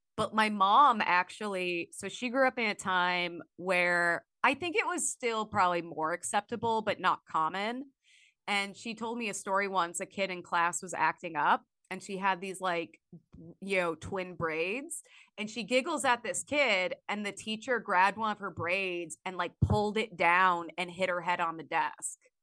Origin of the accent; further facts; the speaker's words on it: Illinois, United States; I grew up in Illinois.